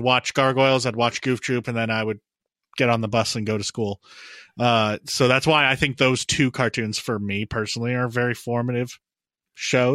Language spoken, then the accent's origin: English; United States; Owen and I grew up in the United States